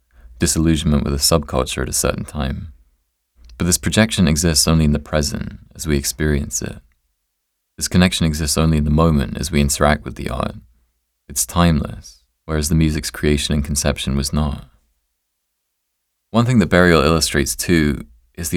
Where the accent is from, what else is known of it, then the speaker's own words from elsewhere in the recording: England, United Kingdom; being English